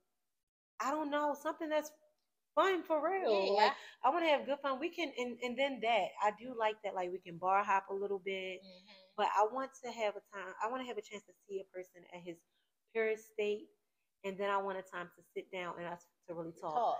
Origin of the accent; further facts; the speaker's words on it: Baltimore, Maryland, United States; I'm from Baltimore City.